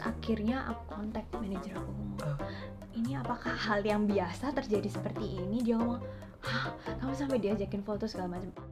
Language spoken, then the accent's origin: Indonesian; Surabaya, East Java, Indonesia; moved away as an adult; now in Taiwan; aku asalnya dari Surabaya